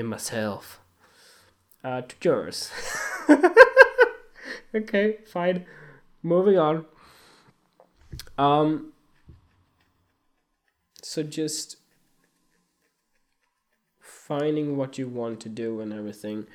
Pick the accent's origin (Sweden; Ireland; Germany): Sweden; moved away; also born or lived in Australia; I went to school here in Sweden, then in Australia, then come back here